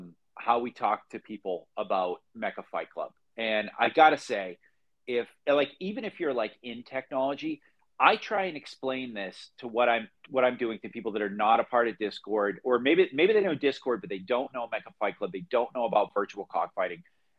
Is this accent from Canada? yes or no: no; Phoenix, Arizona, United States; I'm from Phoenix, but right now I'm in Columbus, Ohio, because I have some work that brought me here.